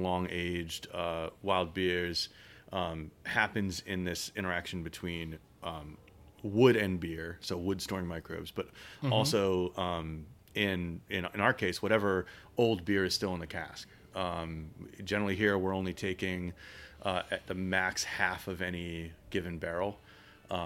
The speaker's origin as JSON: {"language": "English", "town": "Philadelphia", "region": "Pennsylvania", "country": "United States", "tie": "born or raised there", "said": "growing up in Philadelphia, big beer city"}